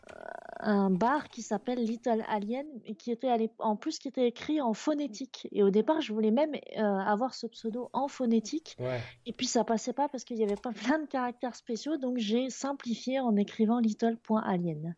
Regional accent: Picardy, Hauts-de-France, France; je viens de, des Hauts-de-France, mais ah je, je, tiens à la Picardie avant tout

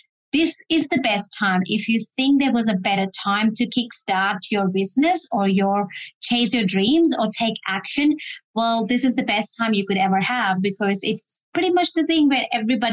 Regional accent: Delhi, India; moved away as an adult; now in Australia; I was born and brought up in Delhi, India, and I came to Australia, which is my current country I'm living in.

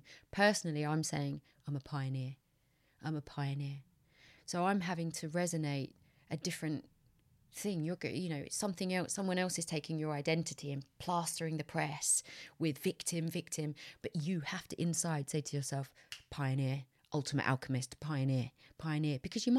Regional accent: United Kingdom; I took for granted as a British white woman that my rights are safe.

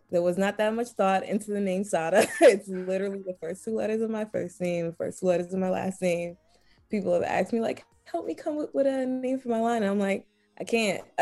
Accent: New York City, New York, United States; I'm from Brooklyn, New York

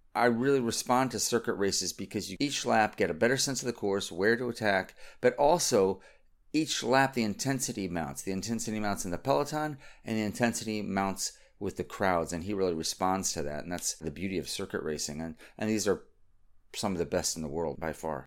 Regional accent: United States; I'm an American

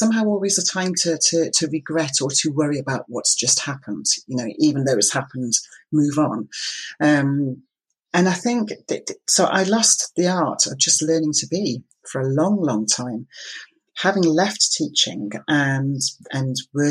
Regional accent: Isle of Lewis, Scotland, United Kingdom; I was brought up on the Isle of Lewis

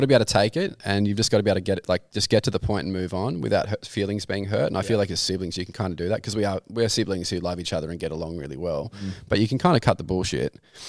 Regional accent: Camden, New South Wales, Australia; I grew up in Camden, but I went to Broughton.

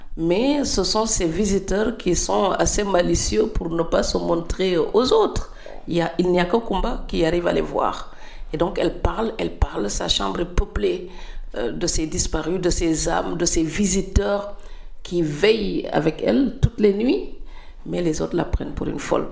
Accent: Senegal; moved away; en tant que Sénégalais

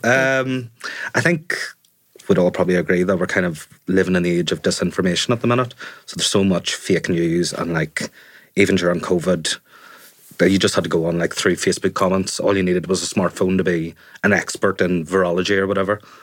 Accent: Enniskillen, Northern Ireland, United Kingdom; now in Belfast, United Kingdom; When I grew up in Fermanagh, I was quite sheltered

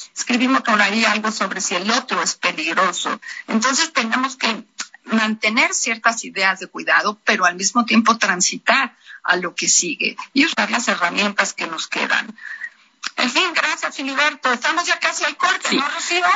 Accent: Mexico; nosotros como mexicanos

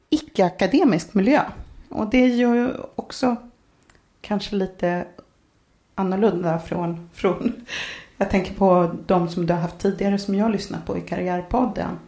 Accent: Norrköping, Östergötland, Sweden; also born or lived in Stockholm; now in Katrineholm, Sweden; Jag är uppvuxen i Norrköping.

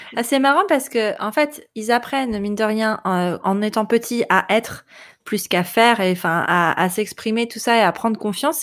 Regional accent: France; chez nous, en France

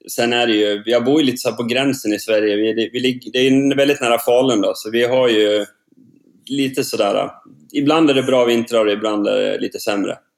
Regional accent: Sogmyra, Norway; Ja, det er hjemme i Sogmyra, Eh, der jeg er oppvokst. Og jeg har bygd et nytt hus her.

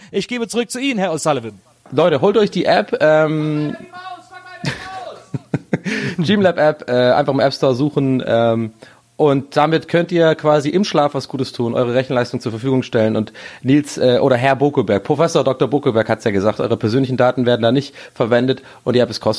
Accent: Berlin, Germany; dass ich habe null Bock auf die Nummer gerade als Berliner.

